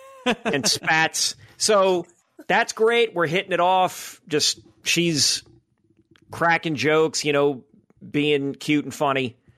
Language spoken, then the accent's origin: English; New Orleans, Louisiana, United States; I'm from New Orleans